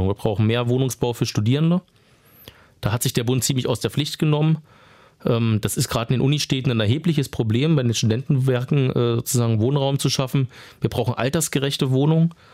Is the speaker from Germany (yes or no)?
yes; Potsdam, Brandenburg, Germany; das ist mir, ich komme ja aus Potsdam, immer ein sehr wichtiges Thema.